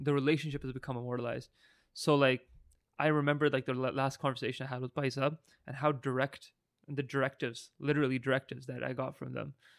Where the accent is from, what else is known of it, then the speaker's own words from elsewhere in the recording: Burnaby, British Columbia, Canada; we grew up in Burnaby